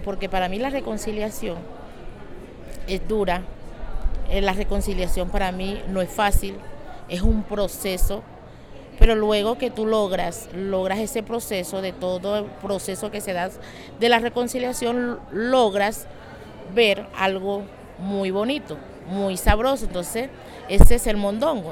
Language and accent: Spanish; María la Baja, Bolívar, Colombia; vengo de María la Baja Bolívar